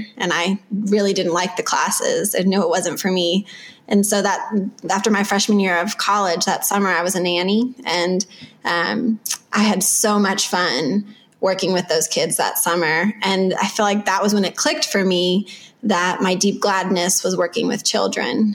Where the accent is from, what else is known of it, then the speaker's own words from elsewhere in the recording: Texas, United States; I grew up in Texas